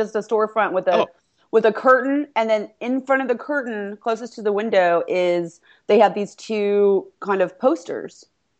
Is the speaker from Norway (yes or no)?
no; East Coast, United States; also born or lived in Los Angeles, California; I grew up on the East Coast. I was born in Los Angeles, and then my family moved east.